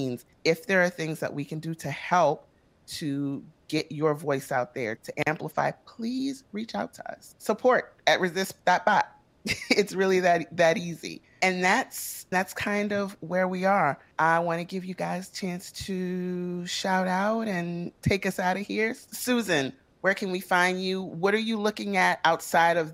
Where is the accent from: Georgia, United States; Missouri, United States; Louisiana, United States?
Louisiana, United States; New Orleans; moved away as an adult; I'm from New Orleans, so everything is north for me